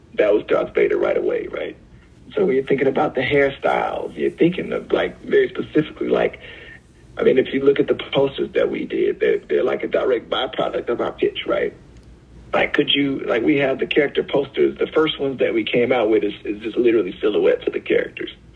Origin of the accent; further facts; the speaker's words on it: Alabama, United States; I'm from Alabama